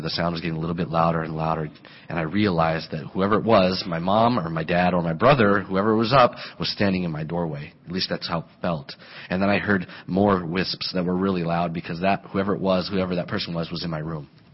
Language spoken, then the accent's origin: English; Colorado, United States; moved away; I grew up in Colorado